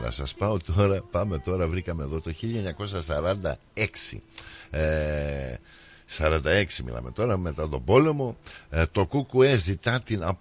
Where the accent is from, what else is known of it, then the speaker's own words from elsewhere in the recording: Greece; Γιατί είμαστε Έλληνες και απολαμβάνουμε.